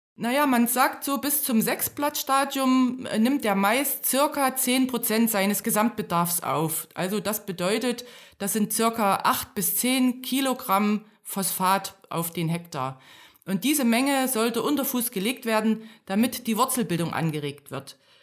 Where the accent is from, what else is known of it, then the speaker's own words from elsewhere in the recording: Thuringia, Germany; moved away as an adult; also born or lived in Berlin; Ich, ich komme aus Thüringen. Ich bin in einem kleinen Dorf aufgewachsen und dann zum Studium nach Berlin gekommen